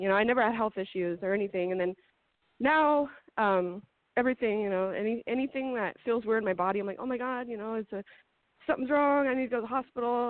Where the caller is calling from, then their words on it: Montana, United States; I'm calling from Montana.